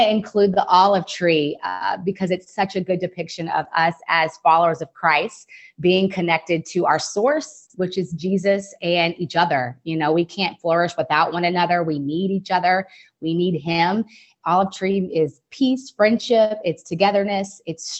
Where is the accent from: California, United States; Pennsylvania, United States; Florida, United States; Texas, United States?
Texas, United States; Fort Worth; moved away as an adult; also born or lived in Ohio; now in San Francisco, United States; born in Fort Worth, Texas, raised in the area